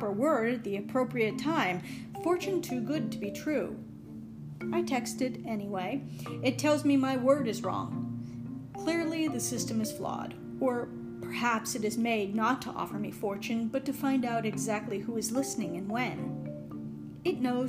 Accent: Pittsburgh, Pennsylvania, United States; I grew up in suburban Pittsburgh

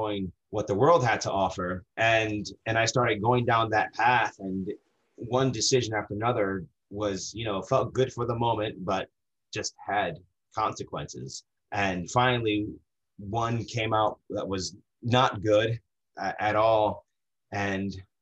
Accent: New Jersey, United States; moved away as an adult; now in Dexter, Maine, United States; Born and raised in New Jersey. I lived there 34 years, 34 years

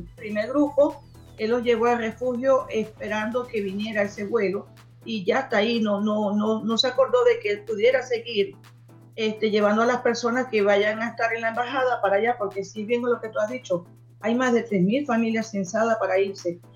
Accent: Venezuela; now in Chile; nuestras familias que están en Venezuela

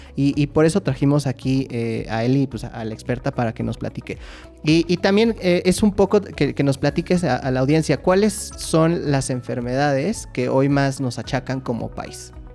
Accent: Mexico; como mexicanos somos una, eh, sociedad de tradiciones

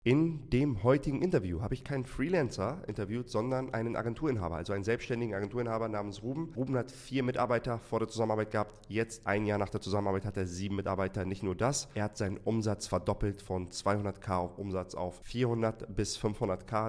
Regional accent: Hamburg, Germany; ich komme aus Hamburg.

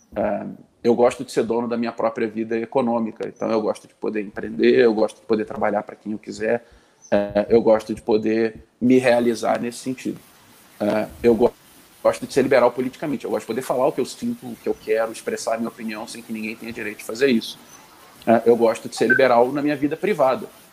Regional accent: Rio de Janeiro, Brazil; eu sou carioca, nasci no Rio, vivi 36 anos dos meus 37 no Rio

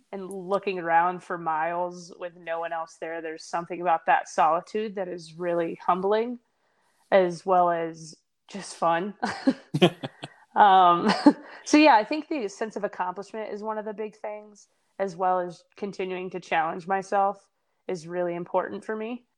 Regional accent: Tennessee, United States; moved away; I'm from Tennessee originally

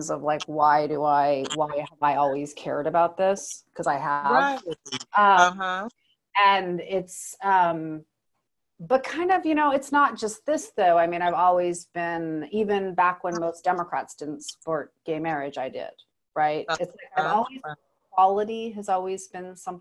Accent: Alaska, United States; I grew up in Alaska

